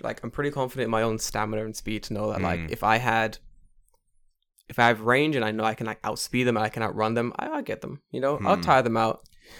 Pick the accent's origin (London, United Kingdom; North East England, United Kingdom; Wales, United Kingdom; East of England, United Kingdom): London, United Kingdom; I grew up in London